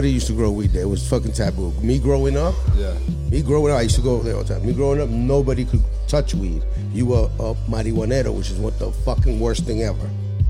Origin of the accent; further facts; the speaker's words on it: La Pineda, Catalonia, Spain; That's where I'm from. I'm from La Pineda.